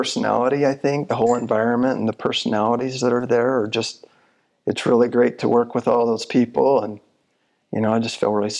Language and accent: English; Michigan, United States; So when I came from Michigan, went to the UVU for a year, and then I went to University of Utah.